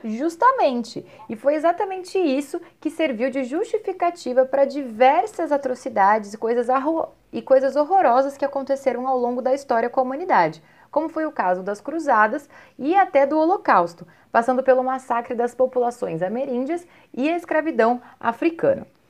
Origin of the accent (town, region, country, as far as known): Brazil